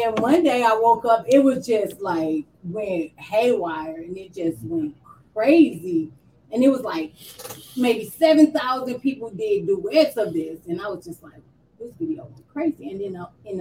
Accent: St. Louis, Missouri, United States; I'm from West Side of St. Louis

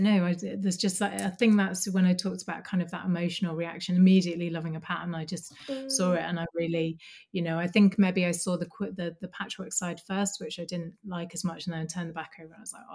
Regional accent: Birmingham, West Midlands, United Kingdom; now in Dundee, United Kingdom; I grew up in Birmingham

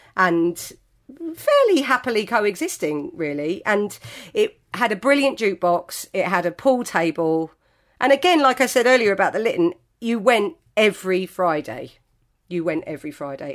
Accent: Greenford, London, United Kingdom; I grew up in West London. I probably started drinking in our local pub in Greenford.

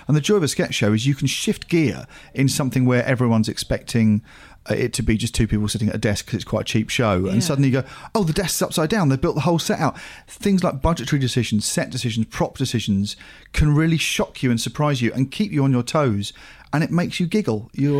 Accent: Australia; But being Australian, if you've not seen McAuliffe

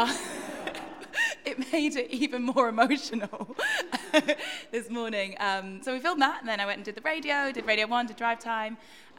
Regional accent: Newcastle upon Tyne, North East England, United Kingdom; moved away; Oh, so I grew up in Newcastle.

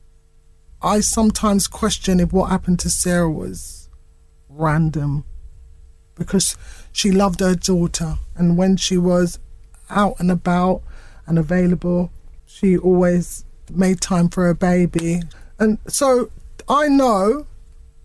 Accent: United Kingdom; I was born here. We're British

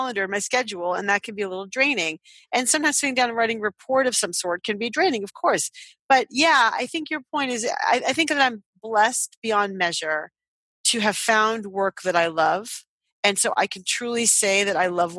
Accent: Boston, Massachusetts, United States; I'm from Boston

